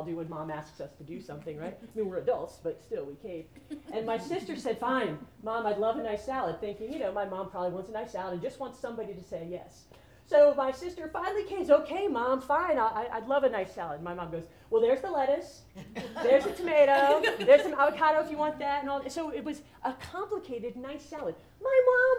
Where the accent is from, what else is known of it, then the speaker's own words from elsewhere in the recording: New Jersey, United States; moved away as an adult; also born or lived in Atlanta; now in Birmingham, United States; I'm from New Jersey